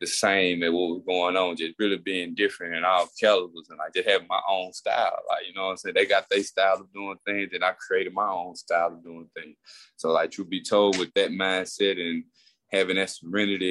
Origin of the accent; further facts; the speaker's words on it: Queensburg, Mississippi, United States; me growing up in Queensburg, facing all those tough things